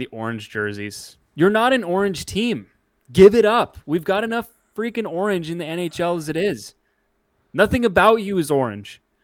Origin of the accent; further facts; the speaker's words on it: Canada; moved away; I am Canadian, and I don't live in Canada